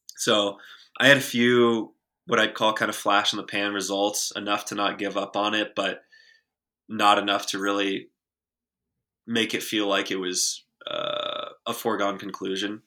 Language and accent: English; small town outside Austin, Texas, United States; I grew up in a very small town about twenty minutes outside of Austin, Texas, the rural Texas Hill Country